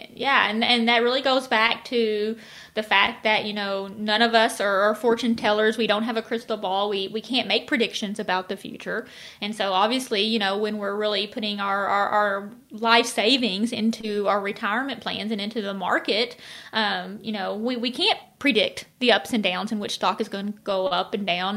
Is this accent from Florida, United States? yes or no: no; Arkansas, United States; at least in Arkansas, it's something that I, I've always grown up doing